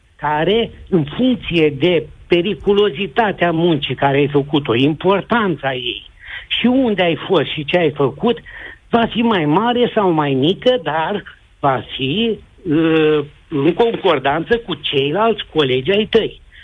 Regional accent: Moldavia, Romania; moved away; eu sunt român și am fugit din Moldova de foame în armată

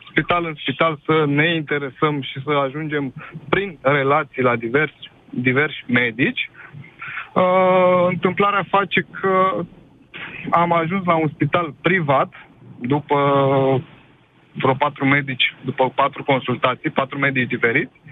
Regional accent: Bucharest, Romania; Uh, spitalul de stat din București, noi suntem din București

